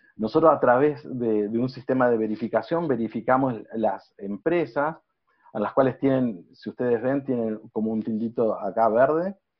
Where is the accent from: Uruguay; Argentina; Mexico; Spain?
Uruguay; soy uruguayo